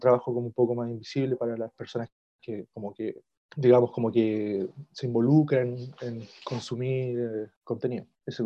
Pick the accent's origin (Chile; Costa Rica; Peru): Chile; como chilenos, incluso yo, por ejemplo, no sé, como con ascendencia mapuche